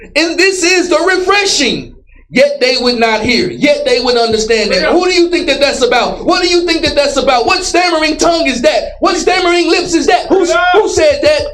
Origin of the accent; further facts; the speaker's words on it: Dallas, Texas, United States; I grew up in Dallas.